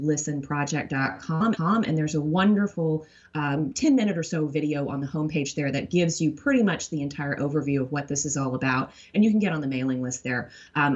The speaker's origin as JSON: {"language": "English", "town": "Tyler", "region": "Texas", "country": "United States", "tie": "born or raised there", "moved": "yes", "said": "I grew up in Tyler, Texas"}